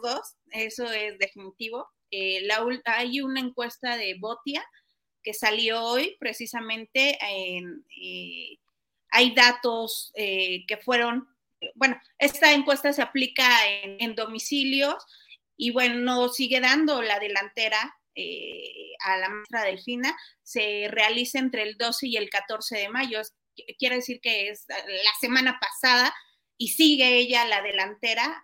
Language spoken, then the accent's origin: Spanish; State of Mexico, Mexico; somos los mexiquenses